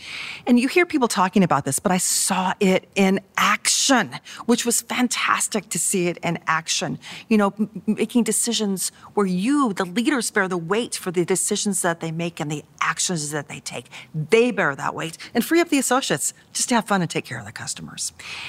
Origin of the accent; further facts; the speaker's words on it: Jackson Hole, Wyoming, United States; I grew up in Jackson Hole, Wyoming, which was a town of 3,000 people at that time.